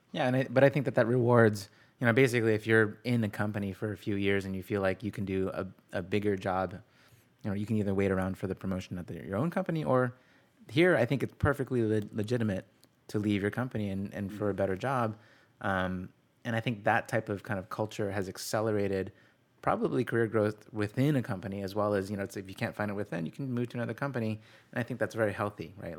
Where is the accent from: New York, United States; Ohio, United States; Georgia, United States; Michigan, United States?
Ohio, United States; Cleveland; now in California, United States; I'm from Cleveland